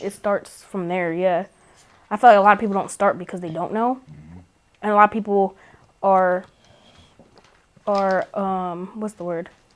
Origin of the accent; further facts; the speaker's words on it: New Mexico, United States; moved away; I'm from New Mexico